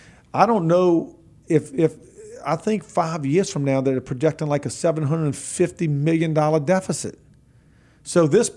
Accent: New Orleans, Louisiana, United States; I come from the New Orleans region. Mm-hmm. I was born and raised there, but I live on the North Shore.

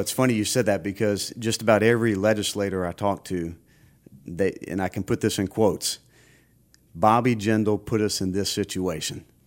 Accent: Baton Rouge, Louisiana, United States; I was born and raised in Baton Rouge

